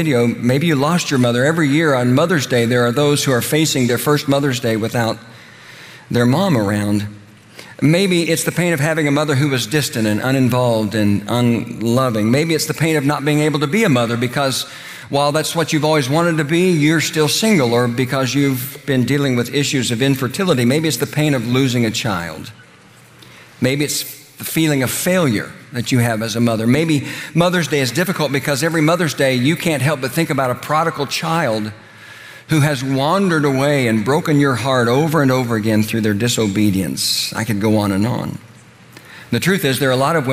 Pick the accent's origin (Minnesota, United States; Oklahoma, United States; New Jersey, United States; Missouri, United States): Oklahoma, United States; moved away; also born or lived in Indiana; The little church I grew up in Oklahoma